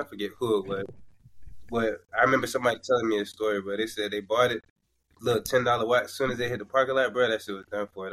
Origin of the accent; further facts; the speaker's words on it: Florida, United States; now in New York, United States; I'm from Florida